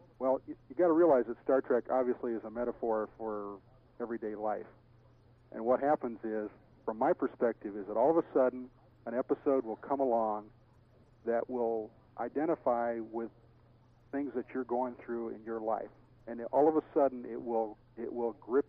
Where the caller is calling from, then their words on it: Long Beach, California, United States; From Long Beach.